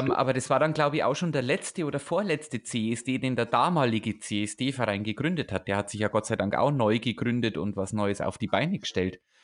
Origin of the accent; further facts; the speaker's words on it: near Erbendorf, Bavaria, Germany; moved away; Erbendorf, das ist 15 Minuten mit dem Auto von meinem Heimatort weg. Das ist ja quasi der Nachbarort